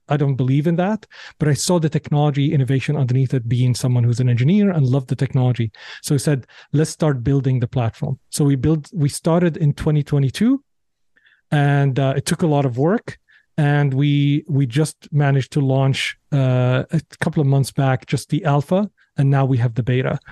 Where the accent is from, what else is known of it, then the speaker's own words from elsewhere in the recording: Damascus, Damascus Governorate, Syria; moved away; growing up in Syria, in Syria, people are very, very well read